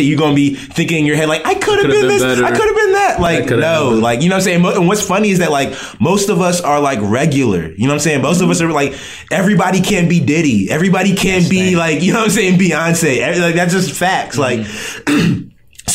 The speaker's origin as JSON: {"language": "English", "country": "United States", "tie": "born or raised there", "said": "I was born and raised here"}